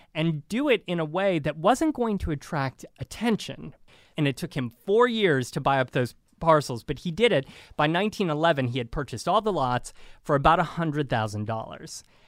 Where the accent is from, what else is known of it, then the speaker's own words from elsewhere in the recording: Northern Ohio, United States; growing up in Northern Ohio